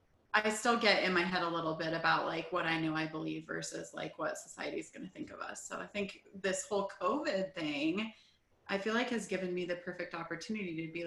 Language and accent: English; California, United States; now in Colorado, United States; where I grew up in California